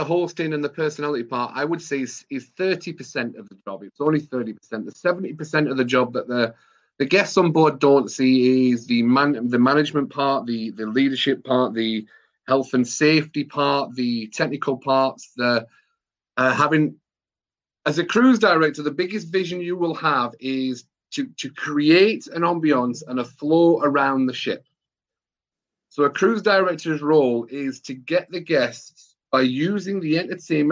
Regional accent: England, United Kingdom; being an English person

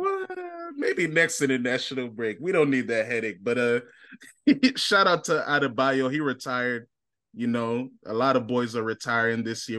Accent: United States; I'm an American.

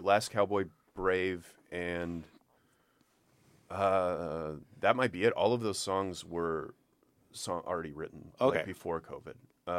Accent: Austin, Texas, United States; also born or lived in Dallas / Orlando; I was born in Dallas and I moved to Orlando, but I moved back to Austin.

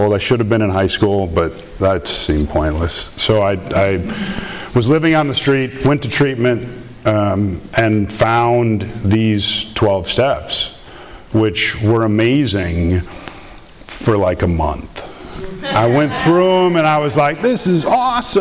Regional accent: Minnesota, United States; I'm from Minnesota, so if I say things like "you betcha" or something, I apologize ahead of time.

